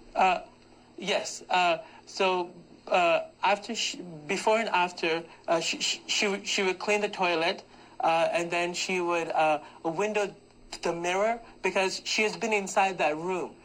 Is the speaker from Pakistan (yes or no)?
yes; Pakistan; moved away; I am from Pakistan